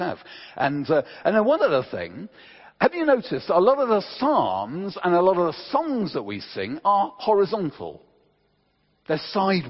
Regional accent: England, United Kingdom; we're English

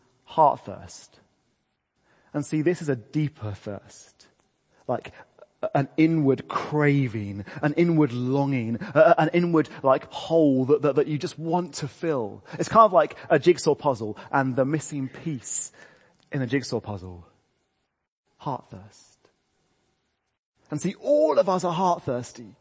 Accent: England, United Kingdom; I'm English

